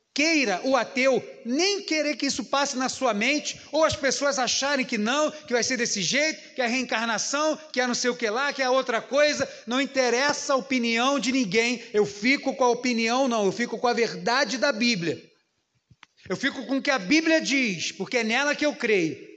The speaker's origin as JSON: {"language": "Portuguese", "country": "Brazil", "said": "como brasileiros"}